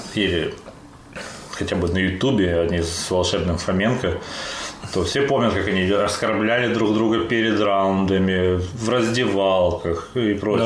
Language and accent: Russian; Krasnodar, Krasnodar Krai, Russia; мы это из Краснодара